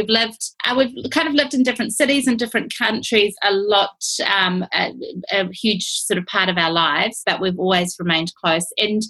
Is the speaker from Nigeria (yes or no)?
no; New Zealand; We're from New Zealand.